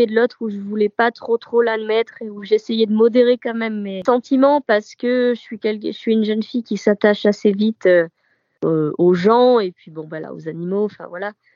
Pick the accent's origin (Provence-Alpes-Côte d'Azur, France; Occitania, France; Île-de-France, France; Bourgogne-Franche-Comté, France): Provence-Alpes-Côte d'Azur, France; moved away as an adult; now in Boulogne-Billancourt, France; je viens du sud de la France, de la Côte d'Azur précisément et je suis sur Paris depuis cinq ans